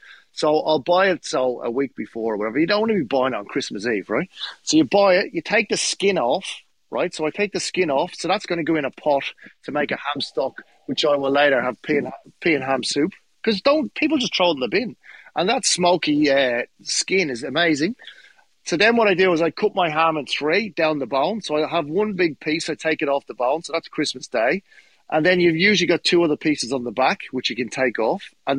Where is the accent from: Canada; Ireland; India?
Ireland; Dublin, Leinster; The police turned up with the army because, mate, and I'm from Dublin. The army have guns up there.